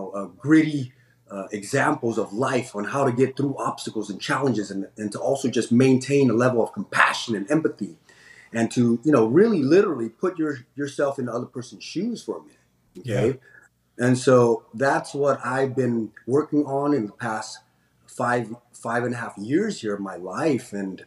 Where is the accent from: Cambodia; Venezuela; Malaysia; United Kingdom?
Cambodia; now in San Francisco, United States; Yeah, I'm originally from Cambodia. So I was born in Cambodia in 1979, and we were, grateful enough to be able to, be given the opportunity to live as American citizens here.